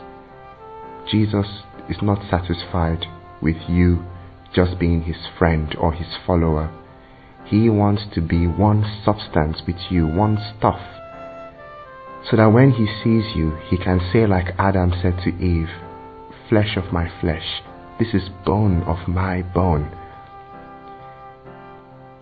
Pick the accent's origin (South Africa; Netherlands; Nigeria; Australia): Nigeria; I am from Nigeria